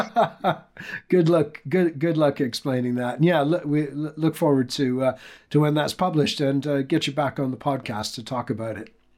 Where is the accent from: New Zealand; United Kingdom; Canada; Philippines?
Canada; as a Canadian who grew up in the 1970s